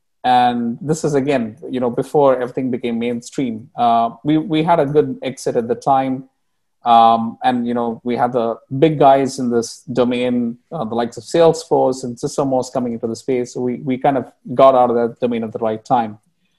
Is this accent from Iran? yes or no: no; Bahrain; English is a second language; moved away as an adult; also born or lived in India; The background about me, I grew up in the Middle East, spent a lot of my time in Bahrain, graduated in engineering, computer engineering from India